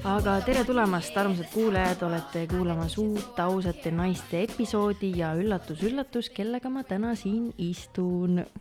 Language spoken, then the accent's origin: Estonian; Pärnu, Pärnu County, Estonia; olen pärit Pärnust